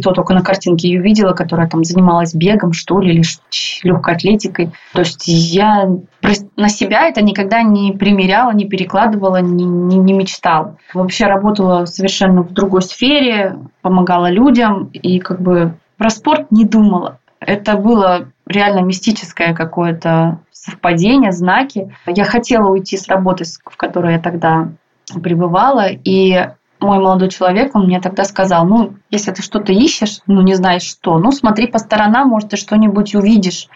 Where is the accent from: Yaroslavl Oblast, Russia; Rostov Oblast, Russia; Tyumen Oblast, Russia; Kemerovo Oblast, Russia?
Tyumen Oblast, Russia; Tyumen; also born or lived in Ufa, Russia; now in Moscow, Russia; все дети мы там росли в Тюмени, в Тюменской области